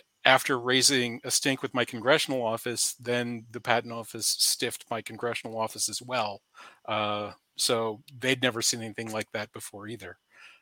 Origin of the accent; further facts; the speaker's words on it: Charlottesville, Virginia, United States; Charlottesville, my hometown